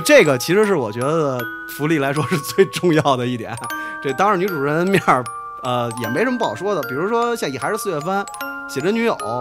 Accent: Beijing, China; 我小时候的夏天北京没有这么大的雾霾

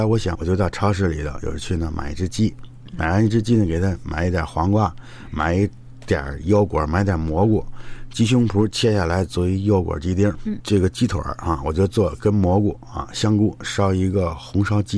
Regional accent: China; 他知道我来自中国，

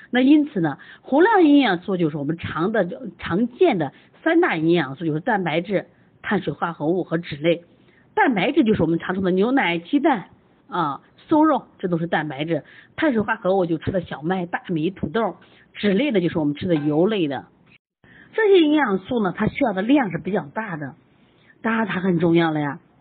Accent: China; 我们中国人

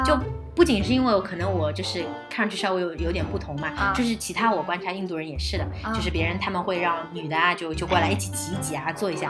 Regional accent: China; Chinese people，就是我们中国人多嘛。

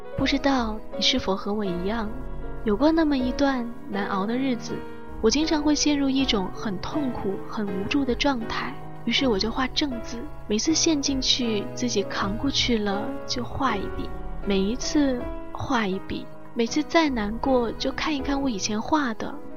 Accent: Guangzhou, Guangdong, China; accent: southern; 我从小在广州长大

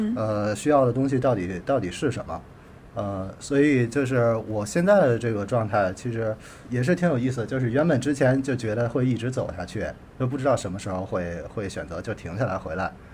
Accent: northern China, China; moved away as an adult; also born or lived in United States; 我是从在北方就是长大的，从小，然后 后从零岁到二十二岁就一直在这个北方生活

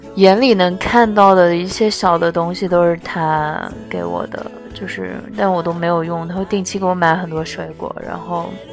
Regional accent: China; also born or lived in Shanghai; 我们中国人又有那种传统的观念

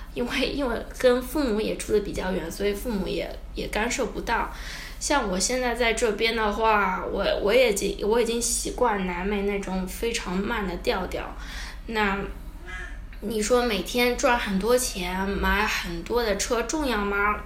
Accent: China; moved away as an adult; also born or lived in Shanghai, China / United States; now in Ecuador; 我是中国人，然后去美国待过一小段时间

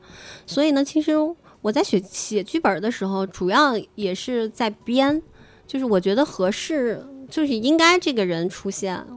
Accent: Shanxi, China; 嗯嗯，还有就是我作为一个山西人，

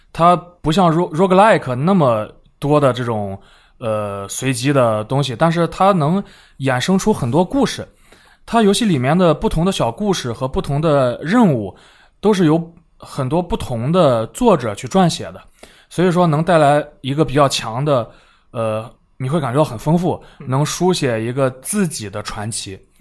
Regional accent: China; 来自中国

